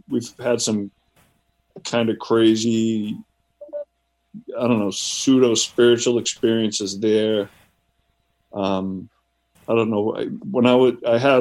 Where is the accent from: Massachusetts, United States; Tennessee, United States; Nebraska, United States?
Massachusetts, United States; Boston; I'm from the Boston area originally